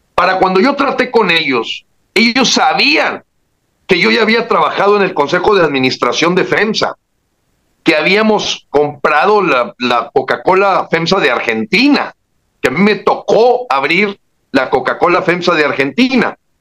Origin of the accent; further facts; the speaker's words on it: Mexico; como mexicanos